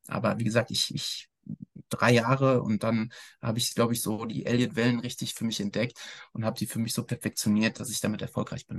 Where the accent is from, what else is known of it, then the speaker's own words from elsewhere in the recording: Ruhr area, North Rhine-Westphalia, Germany; ich bin im Ruhrgebiet aufgewachsen